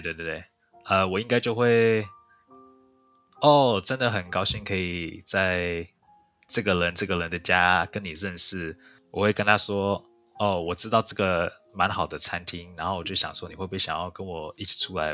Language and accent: Chinese; Canada; also born or lived in Taiwan; 我是在加拿大出生的，但是我也有在台湾住一段时间